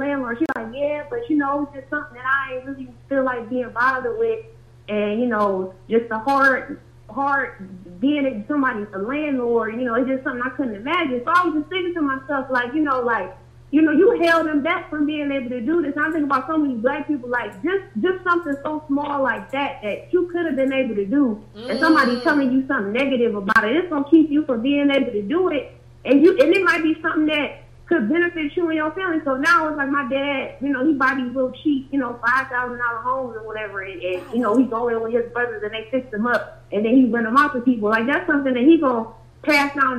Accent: Cleveland, Ohio, United States; I'm from Cleveland, Ohio

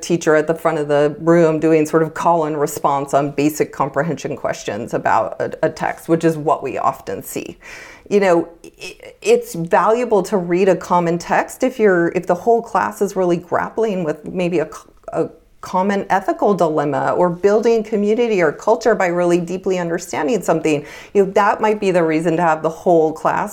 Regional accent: United States; I grew up in Lake Tahoe

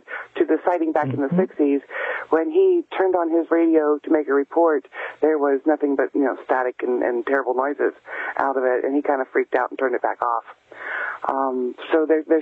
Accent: Ravenswood, West Virginia, United States; now in Canada; I grew up in Point Pleasant area in Ravenswood, West Virginia.

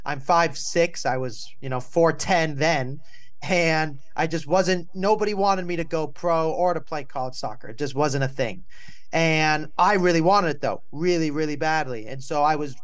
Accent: Malibu, California, United States; also born or lived in New York; I was born in New York. I grew up in Malibu, California

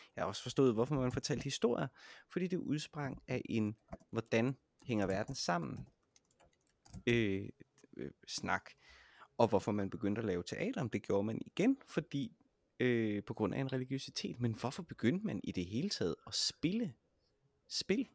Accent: Jutland, Denmark; jeg er fra Jylland

